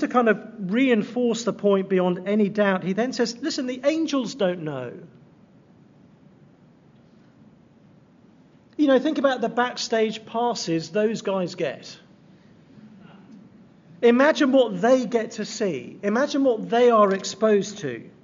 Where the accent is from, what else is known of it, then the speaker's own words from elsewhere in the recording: England, United Kingdom; moved away; I'm from England